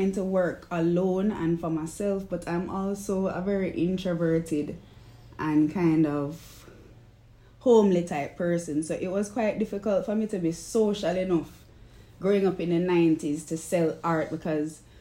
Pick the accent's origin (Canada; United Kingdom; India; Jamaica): Jamaica; Kingston, Kingston Parish; I'm the artist from Kingston, Jamaica.